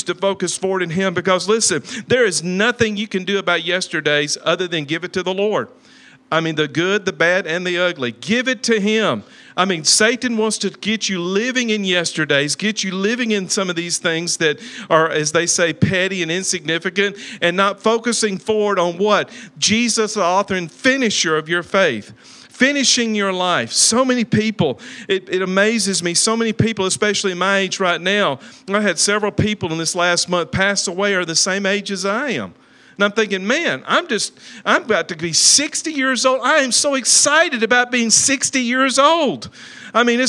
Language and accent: English; Talladega, Alabama, United States; moved away; also born or lived in Sylacauga, Alabama; I'm from Talladega, Alabama